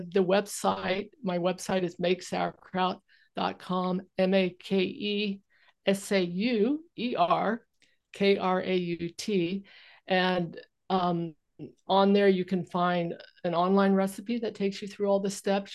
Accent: California, United States; now in Vancouver Island, Canada; I grew up in California

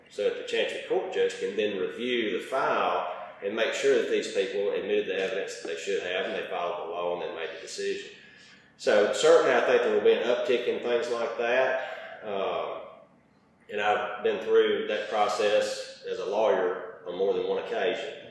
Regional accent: Crockett Mills, Tennessee, United States; also born or lived in Haywood County, Tennessee; i have born and raised in Crockett County and lived there essentially all my life up until January 1st of 2021.

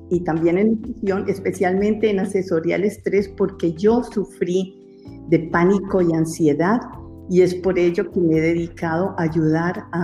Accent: Colombia; moved away as an adult; now in Netherlands; quiero contarles que soy colombiana y resido hace más o menos 30 años en este hermoso país. Bueno, ya perdí la cuenta, pero em, para mí fue muy difícil dejar mi país.

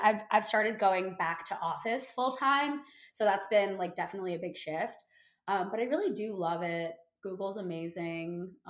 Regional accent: New York City, New York, United States; I'm 25 years old as of a few days ago, quarter century, babe. I'm from New York City, born and raised. I currently live in Harlem and I went to college at Vanderbilt University.

